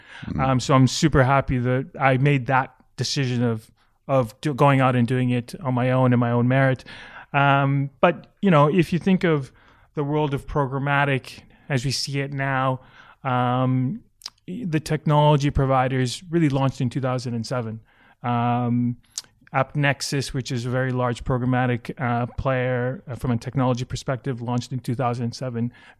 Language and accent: English; Canada; now in Australia; I think I'm Canadian.